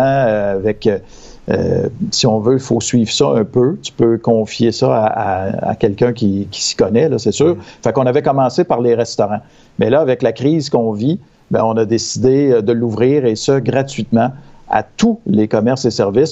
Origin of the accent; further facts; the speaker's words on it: Victoriaville, Quebec, Canada; chez nous à Victo